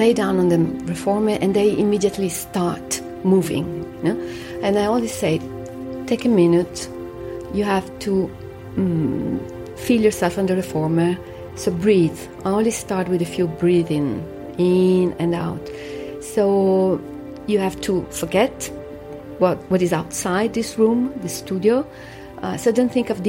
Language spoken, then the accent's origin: English; Rome, Lazio, Italy; I come from Rome